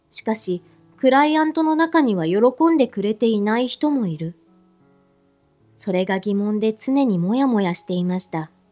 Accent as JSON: {"language": "Japanese", "region": "Fukui", "country": "Japan", "tie": "born or raised there", "said": "私は福井県のとある田舎で生まれ育ちました。"}